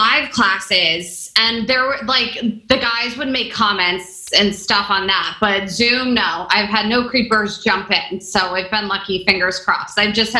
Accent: Kentucky, United States; I'm from Kentucky.

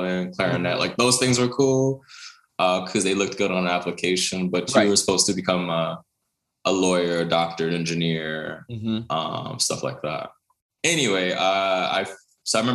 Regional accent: New York City, New York, United States; I was born in New York City, raised in Brooklyn

